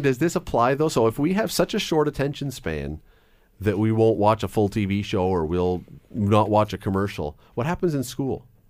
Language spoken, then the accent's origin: English; Toronto, Ontario, Canada; when I was a little tiny kid growing up in Toronto